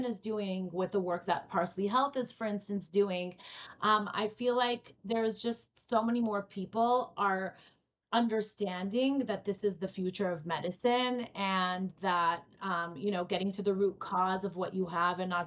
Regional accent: Israel; moved away; I grew up in Israel

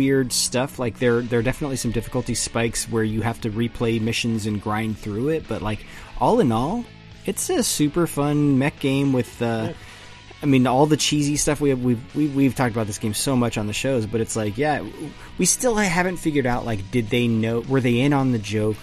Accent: United States; I'm an American

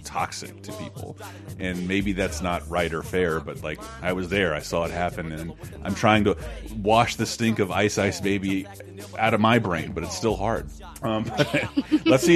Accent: Florida, United States; I'm from Florida

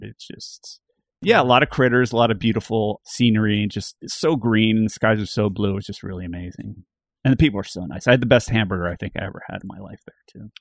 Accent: Bucks County, Pennsylvania, United States; I grew up in Bucks County, Pennsylvania

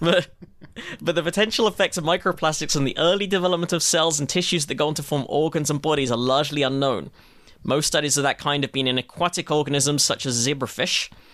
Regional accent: United Kingdom; as a Brit

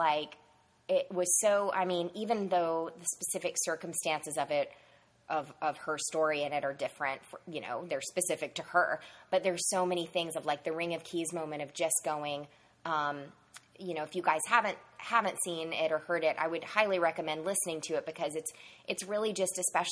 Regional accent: Savannah, Georgia, United States; In Savannah, Georgia, which is where I grew up

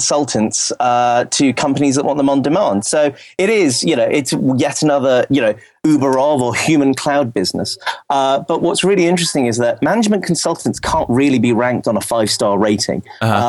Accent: United Kingdom; I'm British

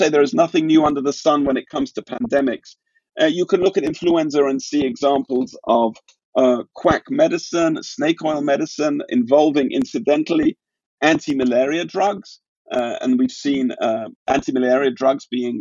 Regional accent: London, United Kingdom; my hometown of London

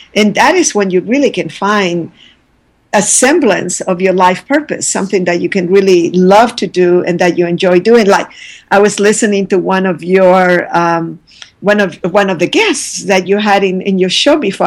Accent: Santiago, Santiago Metropolitan Region, Chile; moved away; I was born in Santiago, Chile

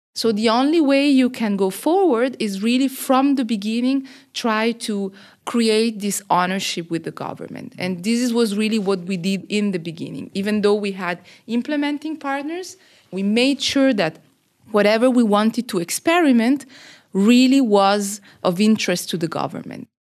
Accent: Switzerland; moved away as an adult; now in Côte d'Ivoire; I am originally from Switzerland, but working and living in Côte d'Ivoire now for the last twelve years

